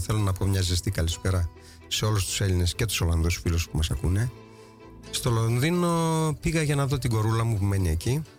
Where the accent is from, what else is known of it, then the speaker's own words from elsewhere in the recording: Thasos, Eastern Macedonia and Thrace, Greece; Η καταγωγή μου είναι από Θάσο.